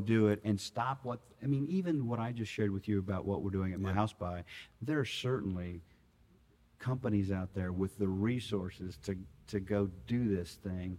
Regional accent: Austin, Texas, United States; I grew up out in Westlake, went to Westlake High School

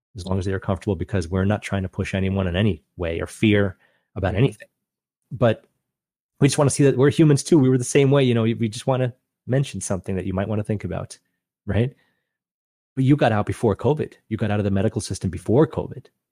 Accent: Long Island, New York, United States; moved away; growing up on Long Island, New York

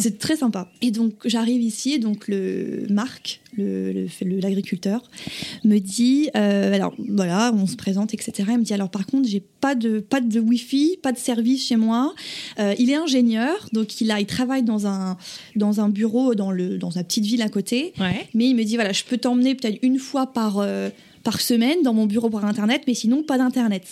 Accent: Viry, Bourgogne-Franche-Comté, France; moved away as an adult; now in Pepperell, United States; J'ai 26 ans et je viens de Bourgogne, d'un village qui s'appelle Viry, en Saône-et-Loire, au sud euh, de la Bourgogne.

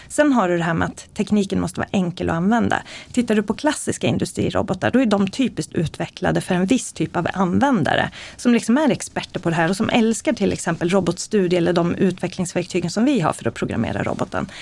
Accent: Eskilstuna, Södermanland, Sweden; Jag föddes i Eskilstuna, växte upp med en mamma och pappa som har jobbat på IBM

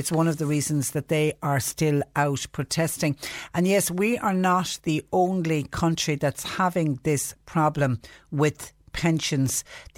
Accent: Mallow, County Cork, Ireland; I was born and reared in Mallow, and that area was always known as just Short Castle.

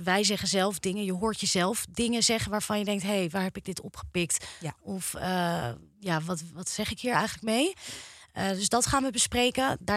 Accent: Amstelveen, North Holland, Netherlands; ik kom oorspronkelijk uit Amstelveen.

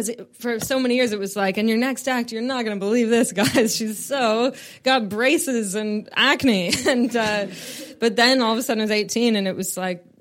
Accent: Canada; I'm from Canada

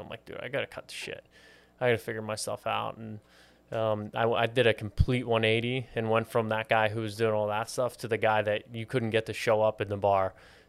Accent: Pittsburgh, Pennsylvania, United States; now in Miami, United States; So I was born and raised in Pittsburgh, Pennsylvania.

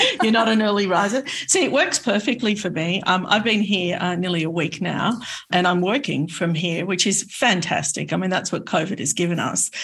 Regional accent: Sydney, New South Wales, Australia; I have an Australian passport. I was born in Sydney

